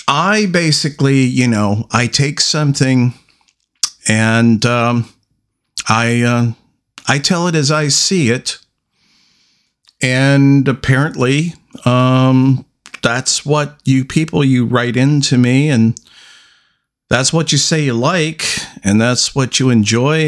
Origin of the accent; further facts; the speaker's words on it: Salem, Oregon, United States; right in my neck of the woods, right in my hometown